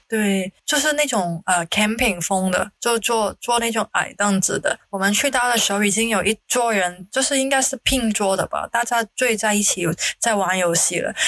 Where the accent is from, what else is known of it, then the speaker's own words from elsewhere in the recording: Hong Kong; now in Singapore; 毕竟我来自香港，也是一个时尚的地方嘛。